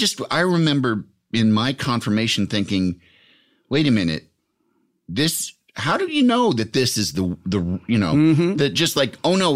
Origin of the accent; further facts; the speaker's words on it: Yorkville, Illinois, United States; It's west of Chicago.